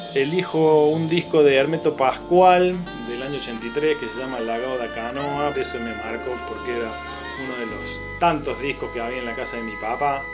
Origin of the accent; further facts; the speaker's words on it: Córdoba, Argentina; moved away as an adult; now in Salta, Argentina; Soy cordobés, eh, me formé musicalmente en Córdoba